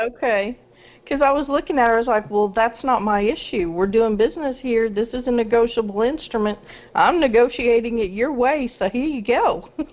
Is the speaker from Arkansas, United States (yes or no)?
yes; Arkansas, United States; I'm from Arkansas.